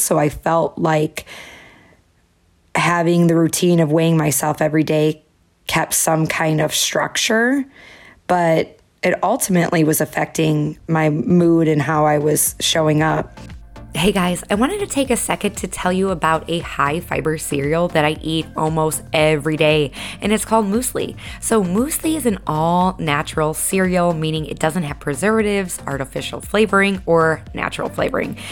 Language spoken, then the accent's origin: English; Chicago, Illinois, United States; moved away; all my favorites from my hometown